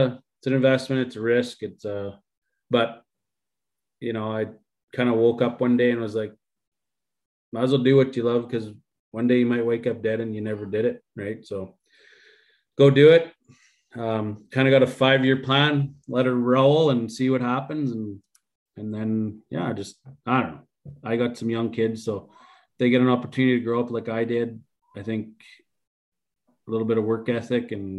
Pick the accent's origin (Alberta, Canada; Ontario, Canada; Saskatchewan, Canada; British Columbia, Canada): Alberta, Canada; Bonnyville; my hometown